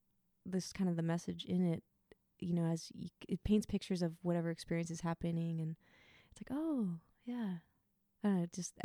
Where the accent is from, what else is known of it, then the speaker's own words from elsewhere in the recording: Lincoln City, Oregon, United States; Lincoln City, Oregon.